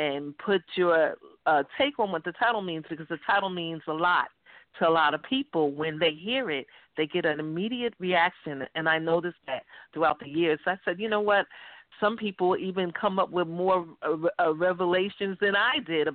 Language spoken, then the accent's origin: English; Long Island, New York, United States; also born or lived in Staten Island, New York / Virginia / Bronx, New York; But I was born in Staten Island, raised in Long Island.